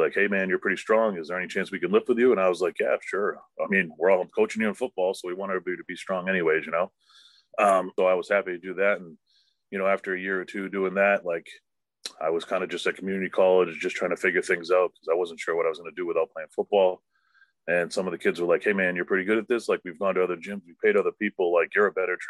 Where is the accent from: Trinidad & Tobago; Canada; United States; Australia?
United States; Wakefield; I grew up in Wakefield where my business is located